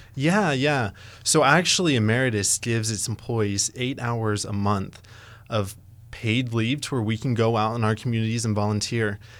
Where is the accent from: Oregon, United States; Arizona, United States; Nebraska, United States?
Nebraska, United States; Ogallala; now in Lincoln, United States; I'm actually originally from Ogallala, Nebraska